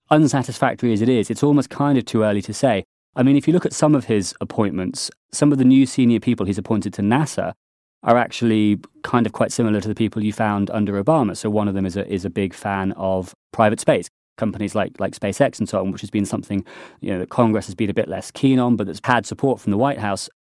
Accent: United Kingdom; being a Brit

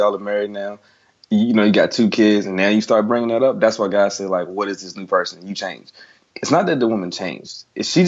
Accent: the South, United States; I'm from the South.

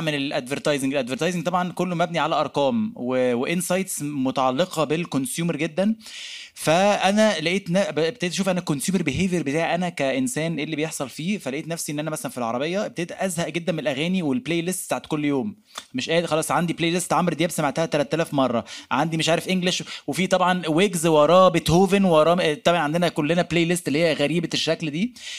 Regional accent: Egypt; احنا كمصريين

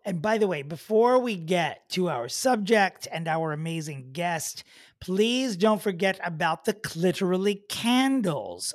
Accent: Oceanside, New York, United States; also born or lived in Smithtown, New York; I grew up in Oceanside

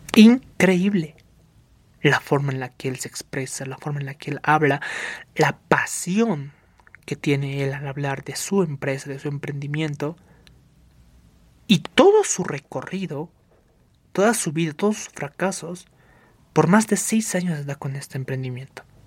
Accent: Bolivia; Somos bolivianos

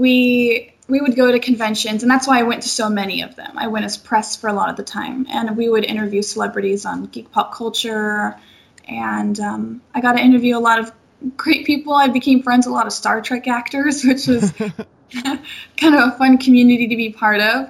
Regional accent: Seattle, Washington, United States; moved away as an adult; now in Los Angeles, United States; I am from Seattle, Washington

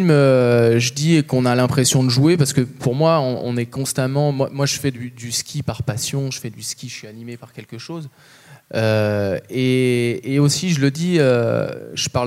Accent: Chamonix, Auvergne-Rhône-Alpes, France; now in Vallorcine, France; moi, je suis né, j'ai grandi à Chamonix, j'ai toujours été baigné dans la verticalité de Chamonix. Euh, actuellement, j'habite Valorcine

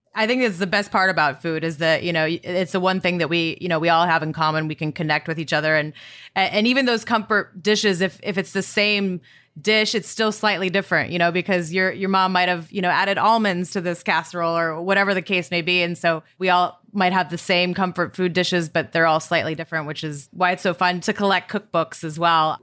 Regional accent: Montana, United States; growing up in Montana, riding in the truck with my dad

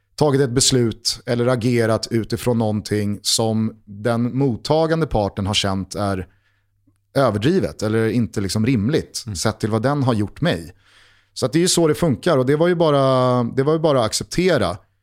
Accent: Stockholm, Stockholm County, Sweden; har man som jag vuxit upp 500 meter, inte ens det, från Tornedalsgatan

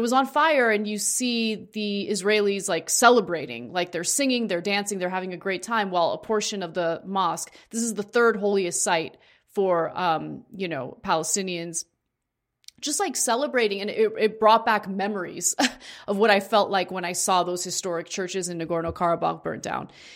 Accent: United States; I'm Armenian, yes, but I was born in the United States.

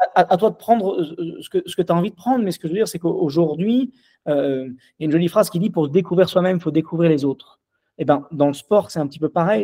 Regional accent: Lyon, Auvergne-Rhône-Alpes, France; je suis lyonnais

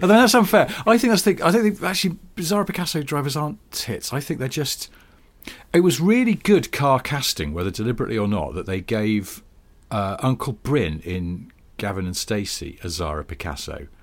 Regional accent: the Northwest, North West England, United Kingdom; I grew up in the Northwest

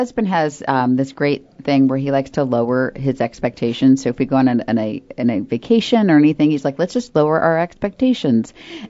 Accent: Florida, United States; now in North Carolina, United States; I grew up in Florida, and this whole, like, winter thing is a huge bummer.

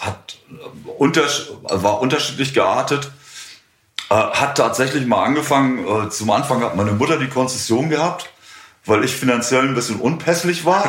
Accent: Bad Schwartau, Schleswig-Holstein, Germany; also born or lived in Lübeck; ich bin ja, in Bad Schwartau groß geworden, bin dann, äh, bin dann nach Lübeck gezogen

